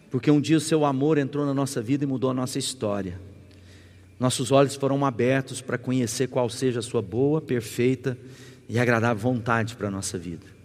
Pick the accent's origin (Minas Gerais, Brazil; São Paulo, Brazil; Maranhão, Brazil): Minas Gerais, Brazil; Uberlândia; Bom, eu, eu sou de Uberlândia, né, lá no Triângulo Mineiro, sou pastor da Igreja Sal da Terra